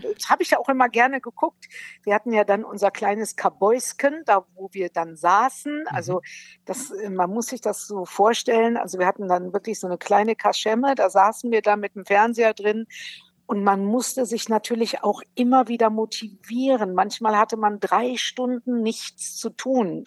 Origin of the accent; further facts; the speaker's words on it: Brilon, North Rhine-Westphalia, Germany; moved away; ich bin aus Brilon, das liegt im Sauerland